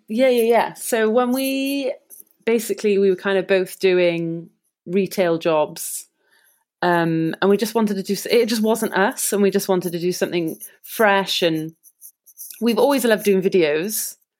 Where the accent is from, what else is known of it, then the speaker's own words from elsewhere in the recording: Cardiff, Wales, United Kingdom; we're from Cardiff